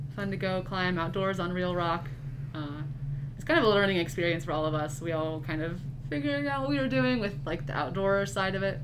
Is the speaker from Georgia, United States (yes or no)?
no; Hastings, Nebraska, United States; also born or lived in Cambridge, England; I'm from Hastings, Nebraska. I wasn't born there, but I grew up. All of my life that I can remember is from Hastings.